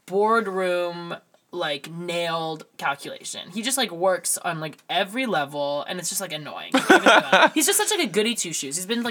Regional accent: United Kingdom; As a British vocalist. There's only going to be one, and now he took it.

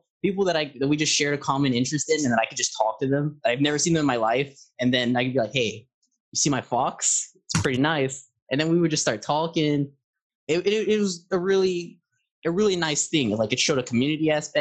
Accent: San Antonio, Texas, United States; I am from San Antonio

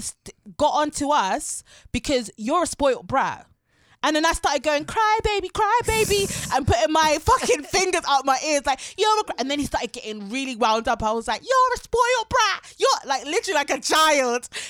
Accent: Harrow, London, United Kingdom; I'm from Harrow

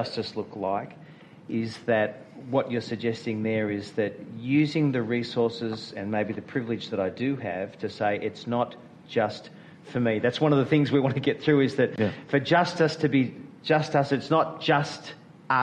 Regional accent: Melbourne, Victoria, Australia; I was born in Melbourne or somewhere near the northern eastern suburbs and are living on this land

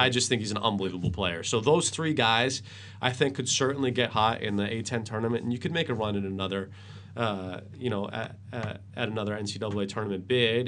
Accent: Worcester, Massachusetts, United States; grew up in Worcester. I was born in Worcester

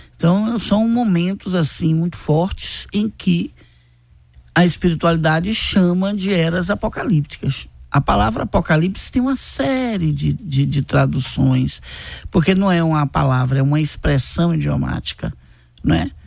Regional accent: Bahia, Brazil; eu sou da Bahia

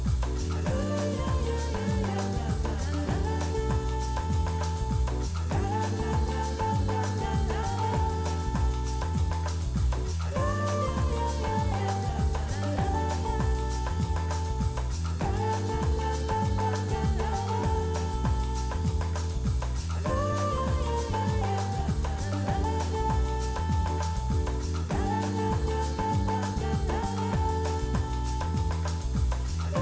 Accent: Minneapolis, Minnesota, United States; I was from Minneapolis, so I'm a city slicker

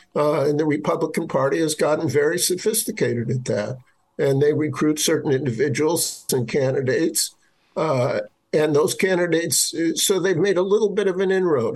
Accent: Milwaukee, Wisconsin, United States; own home state of Wisconsin, it's been battered by deindustrialization. Milwaukee, my hometown

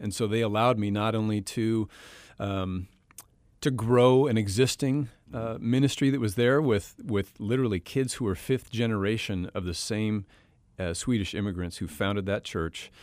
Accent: Western Washington, United States; I grew up in Western Washington

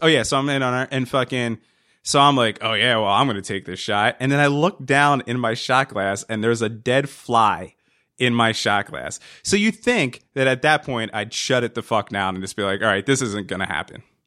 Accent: New Jersey, United States; We, we grew up in New Jersey

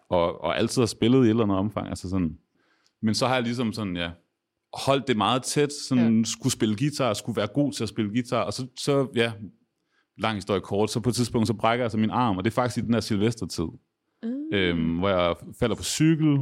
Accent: Aarhus, Central Denmark Region, Denmark; jeg er også fra Aarhus

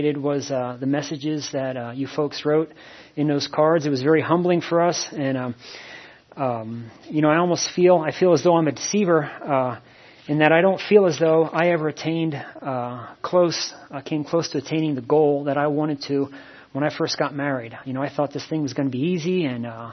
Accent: Shoemakersville, Pennsylvania, United States; also born or lived in Reading, Pennsylvania / Hawaii; I grew up on a farm in a little town called outside of Shoemakersville

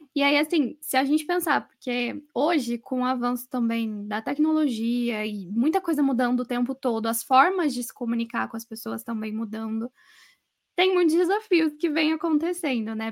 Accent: São Paulo, Brazil; sou de São Paulo mesmo

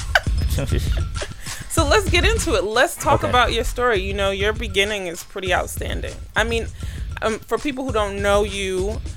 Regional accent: New York City, New York, United States; I'm from Brooklyn

